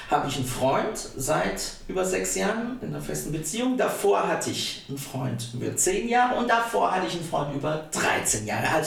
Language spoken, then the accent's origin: German; Ettlingen, Baden-Württemberg, Germany; also in Karlsruhe geboren, aufgewachsen bin ich in Ettling, das ist eine kleine Stadt in der Nähe von Karlsruhe. Da bin ich aufgewachsen, habe da Abitur gemacht